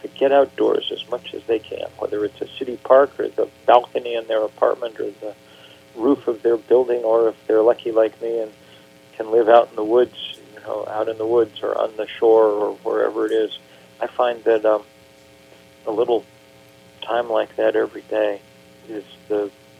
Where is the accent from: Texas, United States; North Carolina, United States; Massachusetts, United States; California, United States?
Massachusetts, United States; Lexington; I grew up in Lexington, Massachusetts, where the first battle of the American Revolution was fought.